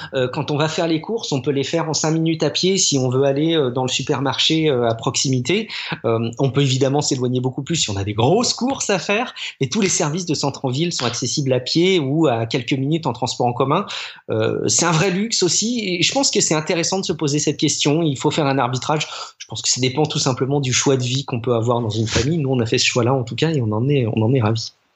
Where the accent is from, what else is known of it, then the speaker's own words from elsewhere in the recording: France; chez nous en France